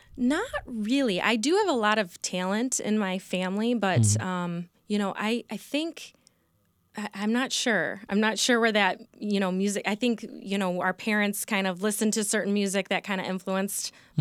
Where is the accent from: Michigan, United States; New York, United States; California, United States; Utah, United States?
Michigan, United States; Sterling Heights; also born or lived in Royal Oak, Michigan / East Lansing, Michigan; I grew up in Sterling Heights. I was born in Royal Oak. I grew up in Sterling Heights.